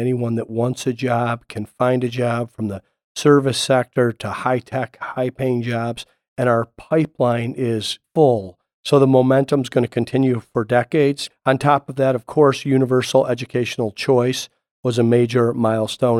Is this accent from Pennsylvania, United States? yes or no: no; Toledo, Ohio, United States; now in Arizona, United States; I grew up in Toledo, Ohio, and I loved growing up in the Midwest